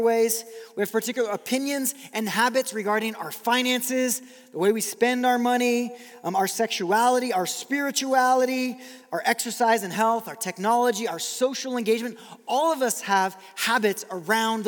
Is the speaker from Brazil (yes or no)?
yes; Brazil; moved away; I grew up in Brazil